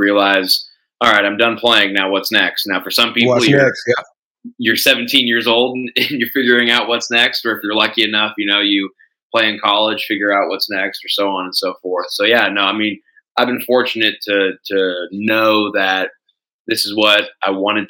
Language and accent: English; Cedar Park, Texas, United States; also born or lived in San Jose, California; So I was actually born in San Jose, California. I don't remember why. We moved when I was young, and we actually moved to Cedar Park, Texas, so right outside of Austin.